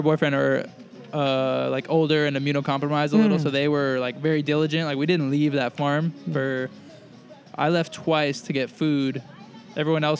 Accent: New York, United States; moved away as an adult; also born or lived in Boston; now in California, United States; I'm from New York, and so I've got a bunch of friends there

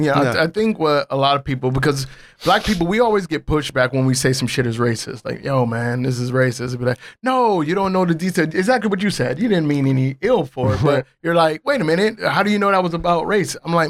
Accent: Cleveland, Ohio, United States; moved away as an adult; now in Bangkok, Thailand; you know how many times I got the shit kicked out of me by police growing up in Cleveland?

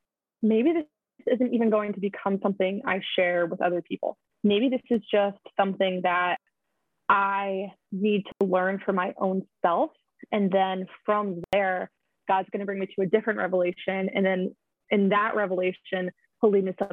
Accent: Bergen County, New Jersey, United States; moved away as an adult; now in Boston area, United States; I grew up outside of New York City.

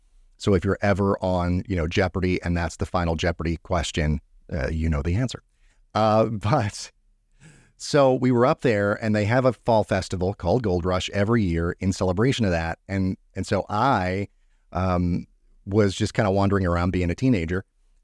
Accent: Gainesville, Georgia, United States; I'm originally from the North Georgia area, not really Metro Atlanta, just outside of Metro Atlanta, kind of a small-ish city called Gainesville, Georgia. That's where I'm originally from.

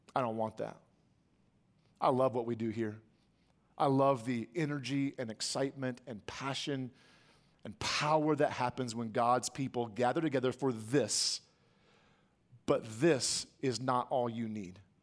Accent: United States; as American church attenders

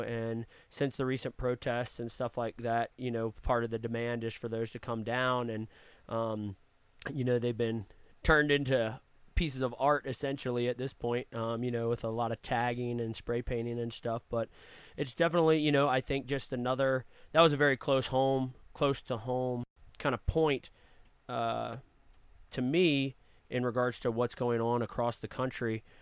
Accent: north of Richmond, Virginia, United States; I grew up in a small town north of Richmond, Virginia.

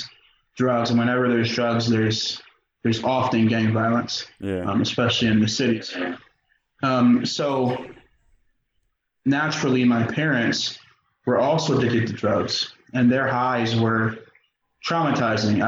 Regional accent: York, Pennsylvania, United States; I grew up in York. I spent the first 8 years of my life on the East End

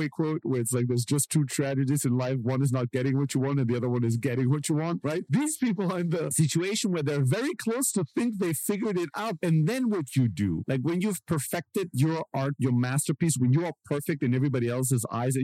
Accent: Germany; I grew up in Germany and I grew up in a very like immigrant social housing kind of environment

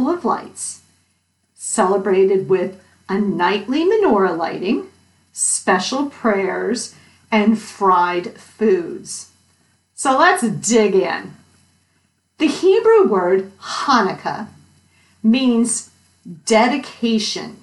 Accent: Connecticut, United States; Growing up in Connecticut, many of my friends were Jewish

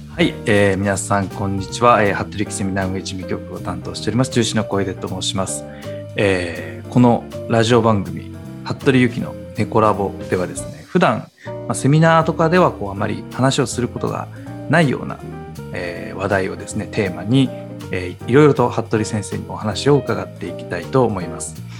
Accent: Nagoya, Aichi, Japan; 名古屋出身の我々なんですが

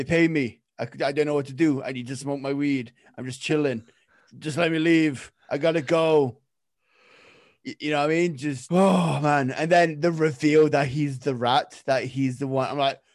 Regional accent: England, United Kingdom; I'm English

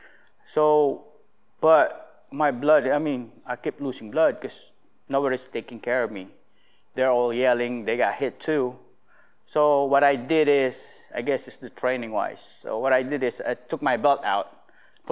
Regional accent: Alaska, United States; I'm from Alaska

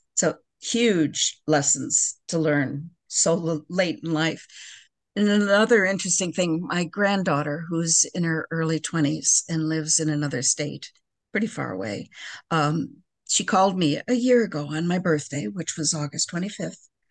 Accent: Park Ridge, Illinois, United States; now in Crystal Lake, United States; I grew up in Park Ridge

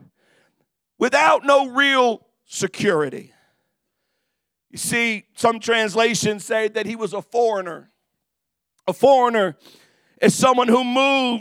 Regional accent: United States

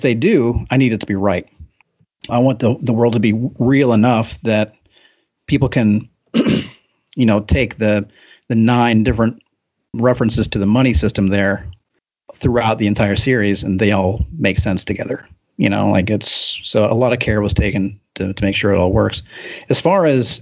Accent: Kentucky, United States; moved away; I grew up in Kentucky

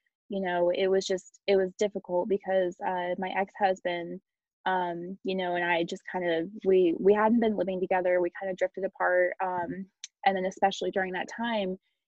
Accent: Colorado, United States; also born or lived in Germany; I moved to Colorado, which is where I'm from, my hometown

